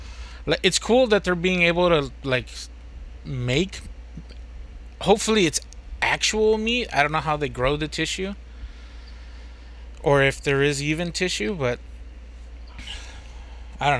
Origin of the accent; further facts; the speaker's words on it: United States; I'm American